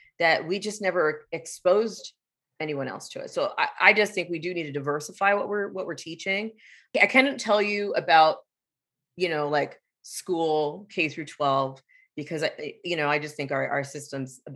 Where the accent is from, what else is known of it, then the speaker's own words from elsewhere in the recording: San Diego, California, United States; I grew up in San Diego